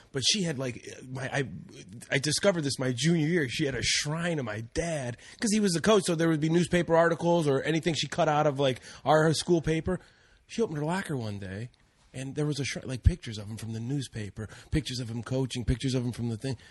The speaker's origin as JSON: {"language": "English", "town": "Cleveland", "region": "Ohio", "country": "United States", "moved": "yes", "said": "I'm from Cleveland, everybody, originally"}